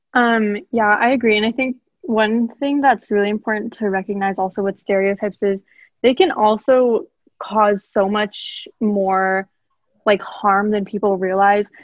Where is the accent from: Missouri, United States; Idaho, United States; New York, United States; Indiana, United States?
Idaho, United States; I grew up in Idaho um, all my life for 16 out of my 17 years of life